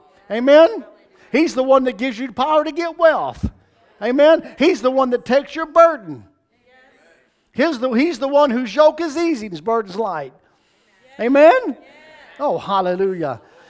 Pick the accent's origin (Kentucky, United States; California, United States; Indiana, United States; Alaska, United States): Kentucky, United States; moved away as an adult; It's Kentucky, from where I'm from. I was born and raised in Kentucky. I don't live there now. I've lived in Florida since 95.